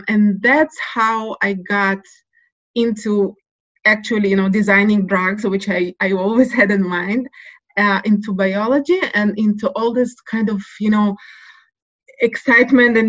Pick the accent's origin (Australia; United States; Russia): Russia; now in Jerusalem, Israel; I was born in Russia. So the Soviet upbringing is very clear